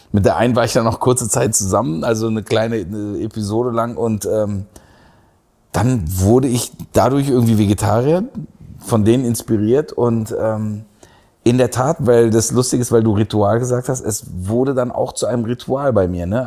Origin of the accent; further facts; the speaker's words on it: Berlin, Germany; moved away as an adult; also born or lived in Istanbul, Turkey / Aachen / Heidelberg; in dem Kreuzberg, in dem ich aufgewachsen bin